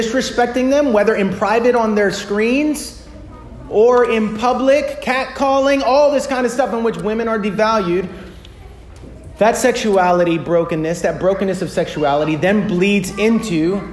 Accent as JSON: {"language": "English", "country": "United States", "said": "American Western Christians"}